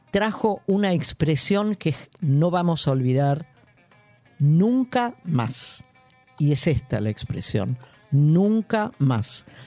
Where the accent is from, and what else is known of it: Argentina